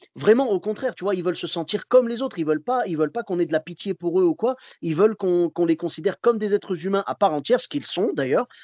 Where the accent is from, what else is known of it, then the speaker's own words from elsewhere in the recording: Clermont-Ferrand, Auvergne-Rhône-Alpes, France; moved away as an adult; also born or lived in Morocco; now in Bordeaux, France; je suis originaire de Clermont-Ferrand à la base.